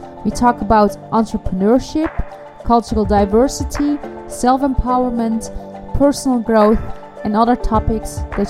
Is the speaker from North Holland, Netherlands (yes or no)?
yes; Amsterdam, North Holland, Netherlands; from Amsterdam, and I am your host for Bridging.